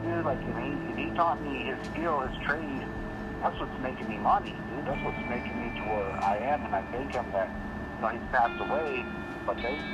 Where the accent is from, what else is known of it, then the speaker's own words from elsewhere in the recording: Canyon, Texas, United States; also born or lived in Amarillo, Texas; we're family from Canyon